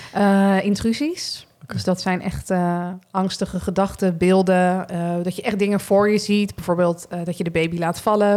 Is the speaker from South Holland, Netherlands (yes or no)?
yes; Rotterdam, South Holland, Netherlands; moved away as an adult; also born or lived in Groningen; now in Berkel, Netherlands; Ik kom uit Rotterdam